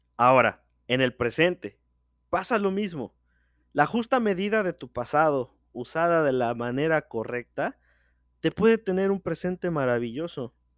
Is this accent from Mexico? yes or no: yes; Mexico; soy de México